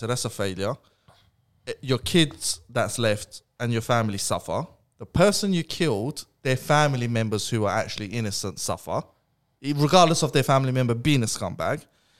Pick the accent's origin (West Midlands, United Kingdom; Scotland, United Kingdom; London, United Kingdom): London, United Kingdom; we grew up in Newham, right?